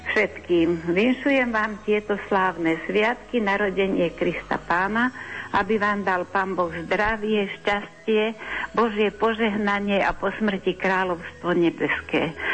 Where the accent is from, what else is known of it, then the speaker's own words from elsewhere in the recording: Trstín, Trnava Region, Slovakia; now in Badín, Slovakia; v mojom rodnom kraji v Trstíne.